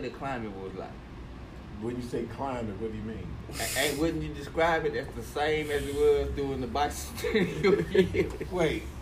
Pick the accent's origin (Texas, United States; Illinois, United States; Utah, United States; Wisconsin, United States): Texas, United States; Nigga, no, I'm a Texan.